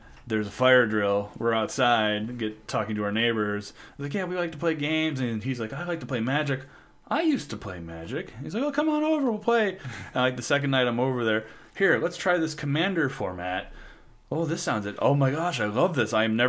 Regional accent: Elizabeth, Illinois, United States; It's near Galena. It's the northwest corner of Illinois.

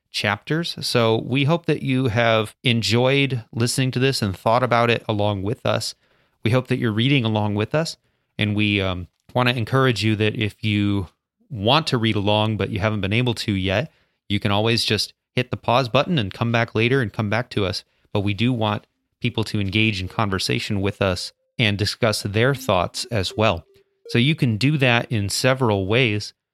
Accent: United States; No, we're American.

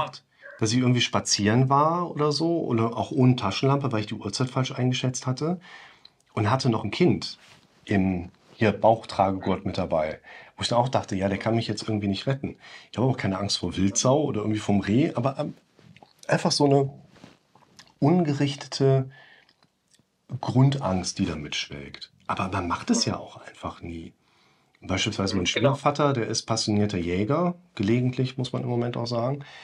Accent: West Germany, Germany; als Wessi

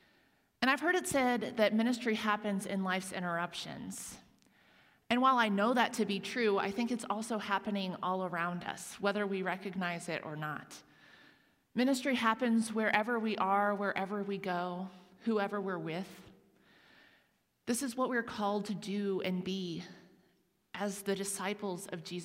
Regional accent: Huntington, Indiana, United States; the same church that I attended in my hometown of Huntington, Indiana, and we went regularly as I was growing up

